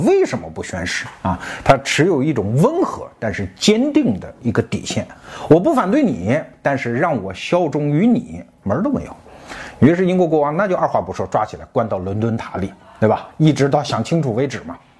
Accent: China; 我们中国人

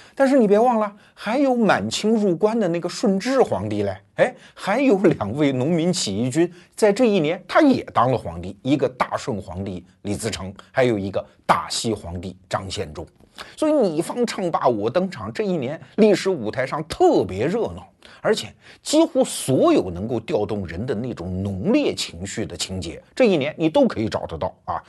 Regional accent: Wuhu, Anhui, China; 我老家五虎

